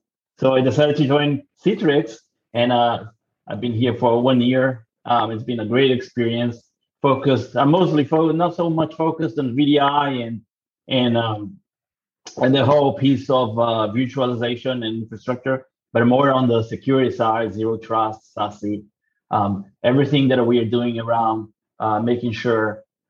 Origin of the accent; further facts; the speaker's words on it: Brazil; English is a second language; also born or lived in Australia; now in New Zealand; So I'm calling from New Zealand.